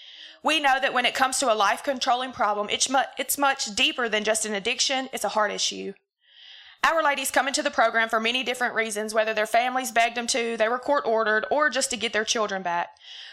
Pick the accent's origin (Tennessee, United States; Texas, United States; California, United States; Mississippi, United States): Mississippi, United States; Laurel; I am 32 years old. I'm from Laurel, Mississippi.